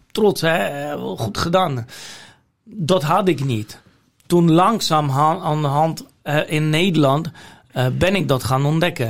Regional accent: Poland; Dutch is a second language; moved away as an adult; now in Netherlands; waar ik vandaan kom, uit Polen en wat ik daar geleerd heb

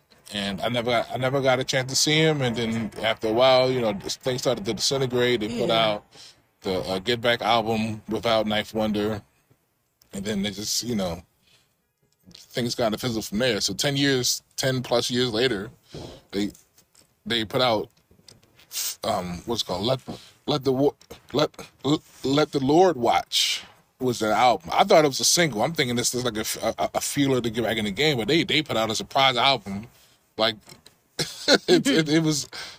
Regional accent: Baltimore, Maryland, United States; moved away as an adult; now in Silver Spring, United States; I'm a West Side baby myself. You know, born in the East, raised in the West. You know, Emerson Village

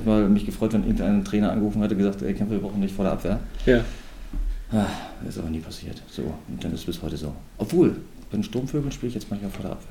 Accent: Rostock, Mecklenburg-Vorpommern, Germany; moved away as an adult; also born or lived in Brandenburg an der Havel; now in Lubmin, Germany; bin in Brandenburg geboren, bin in Rostock, bin in Hansa groß geworden und war mal zwei Jahre in Siegershagen oder anderthalb und bin dann wieder zurück zu meinem Verein.

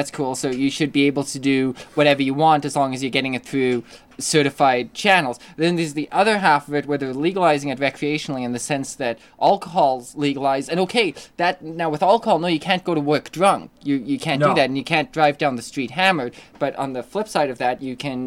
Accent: Canada; we don't pride ourselves on being Canadian or anything.

